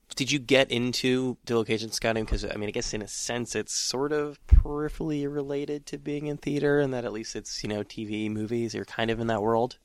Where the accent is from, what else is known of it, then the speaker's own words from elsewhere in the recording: San Francisco, California, United States; I am from San Francisco